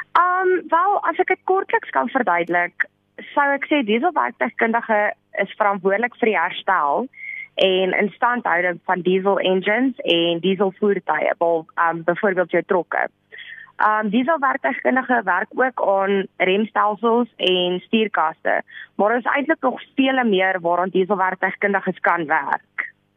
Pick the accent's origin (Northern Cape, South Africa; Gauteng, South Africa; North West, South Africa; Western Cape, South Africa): North West, South Africa; Rustenburg; moved away as an adult; now in Pretoria, South Africa; Ek is oorspronklik van Rustenburg af